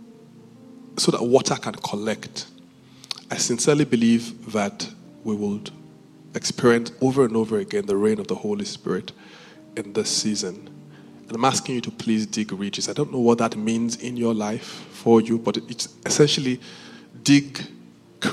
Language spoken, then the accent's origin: English; Benin City, Edo, Nigeria; moved away; I grew up in Benin